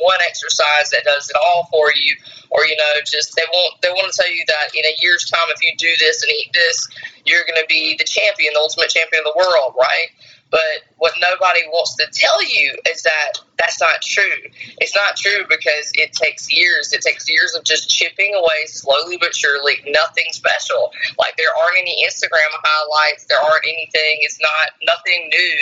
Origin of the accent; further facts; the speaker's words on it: South Carolina, United States; I grew up poor in South Carolina